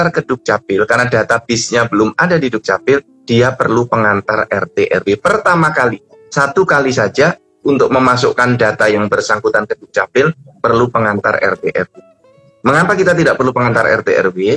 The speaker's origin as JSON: {"language": "Indonesian", "town": "Sleman", "region": "Special Region of Yogyakarta", "country": "Indonesia", "tie": "born there", "lives_now": "Bekasi, Indonesia", "said": "Misalnya saya dulu lahir di Sleman."}